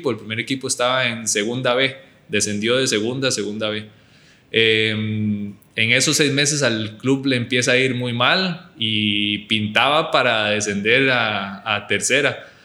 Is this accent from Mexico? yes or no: no; United States; born there; Y antes de irme al Albacete, yo tuve otra opción de irme a Estados Unidos. Yo nací en Estados Unidos eh, y tenía la opción de irme con una beca deportiva.